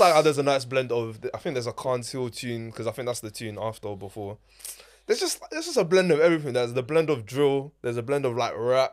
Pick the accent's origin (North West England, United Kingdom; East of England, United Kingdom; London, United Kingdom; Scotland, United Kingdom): London, United Kingdom; I'm from South